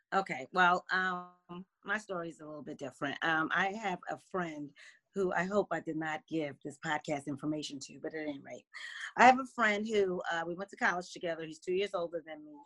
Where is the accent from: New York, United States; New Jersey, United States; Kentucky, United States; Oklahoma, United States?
New Jersey, United States; now in Washington, D.C. area, United States; I'm originally from New Jersey